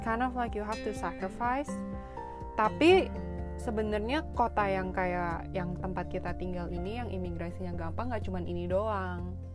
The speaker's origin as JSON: {"language": "Indonesian", "country": "Indonesia", "moved": "yes", "lives_now": "Canada", "said": "kita orang Indo"}